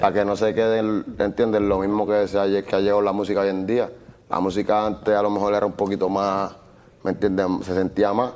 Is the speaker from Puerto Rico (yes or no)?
yes; Puerto Rico; yo nací en Puerto Rico